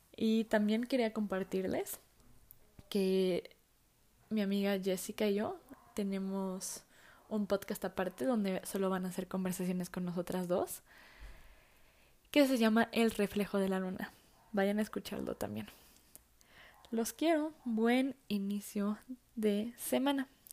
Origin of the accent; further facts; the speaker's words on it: Mexico; soy mexicana